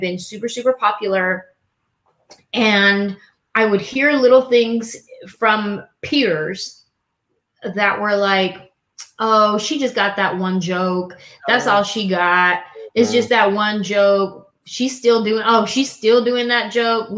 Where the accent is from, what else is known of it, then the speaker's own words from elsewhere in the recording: San Jose, California, United States; I grew up in San Jose, California